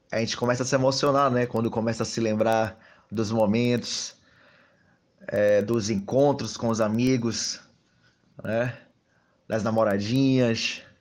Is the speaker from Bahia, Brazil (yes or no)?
yes; Salvador, Bahia, Brazil; Eu sou de Salvador. … sou colunista do jornal Massa, mas eu me sinto um pouco também ferense.